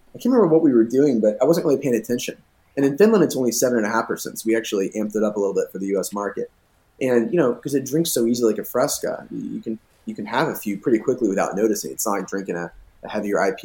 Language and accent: English; United States; as an American